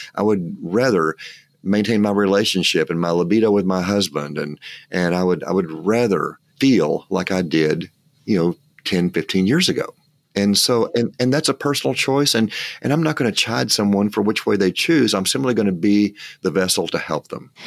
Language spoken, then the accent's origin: English; West Texas, United States; I'm from West Texas